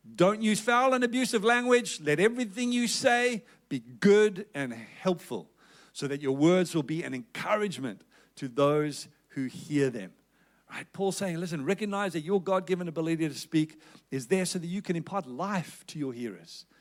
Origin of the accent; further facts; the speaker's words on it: South Africa; accent: South African; moved away as an adult; now in Perth, Australia; You can tell that I'm originally from South Africa by my accent.